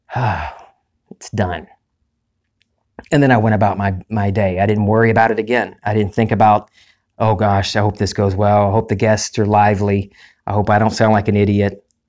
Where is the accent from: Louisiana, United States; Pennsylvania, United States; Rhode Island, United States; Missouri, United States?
Louisiana, United States; Lake Charles; my hometown, into Lake Charles